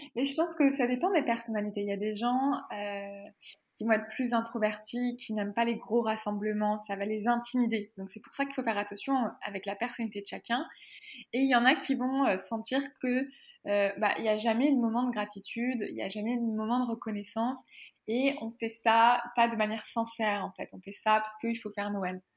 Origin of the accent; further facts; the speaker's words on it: France; moved away as an adult; now in Quebec, Canada; je vis au Québec, mais je suis française